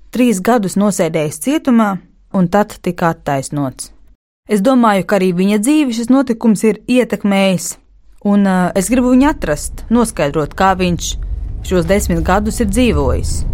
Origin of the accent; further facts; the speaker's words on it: Latvia; Labdien! Mēs esam no Latvijas.